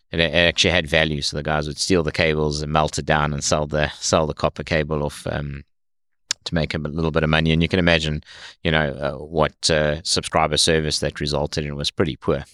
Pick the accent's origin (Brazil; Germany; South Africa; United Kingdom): South Africa; moved away as an adult; now in United States; I was, uh, born and raised in South Africa